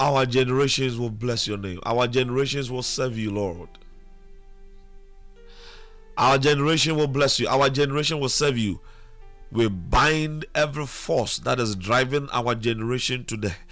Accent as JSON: {"language": "English", "town": "Elmina", "region": "Central Region", "country": "Ghana", "tie": "born or raised there", "said": "I was born in Elmina, so I should be able to speak Fanti"}